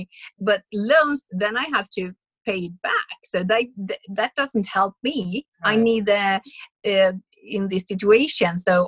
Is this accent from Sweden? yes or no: yes; Sweden; we are from Sweden